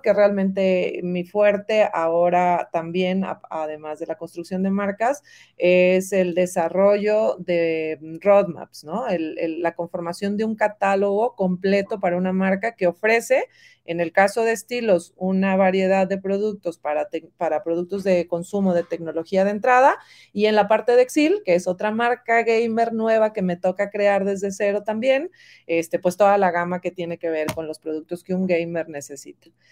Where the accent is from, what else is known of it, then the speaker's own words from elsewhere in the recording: Monterrey, Nuevo León, Mexico; moved away as an adult; now in Guadalajara, Mexico; yo soy regia, yo soy de Monterrey y me trae Atlética a Guadalajara, ya tengo 13 años en esta hermosa ciudad